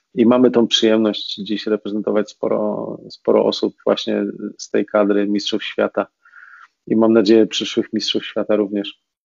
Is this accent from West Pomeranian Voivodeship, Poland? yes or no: no; Racibórz, Silesian Voivodeship, Poland